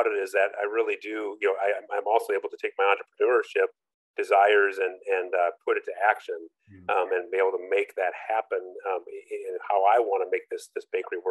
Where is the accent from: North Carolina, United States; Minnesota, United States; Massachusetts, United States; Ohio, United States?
Minnesota, United States; Minneapolis; also born or lived in Orlando, Florida; now in Lafayette, United States; I grew up in Minneapolis, St. Paul, you know, large city